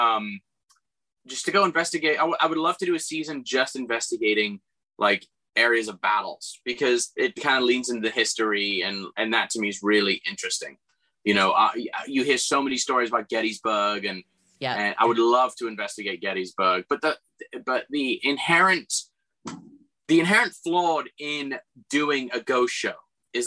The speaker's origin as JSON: {"language": "English", "region": "England", "country": "United Kingdom", "tie": "born or raised there", "moved": "yes", "said": "my best friend who I grew up with in England"}